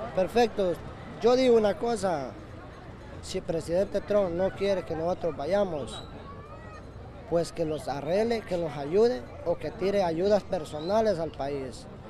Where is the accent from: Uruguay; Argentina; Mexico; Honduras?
Honduras; Ocotepeque; moved away as an adult; Yo soy de Honduras, de, de el departamento de Ocotepec.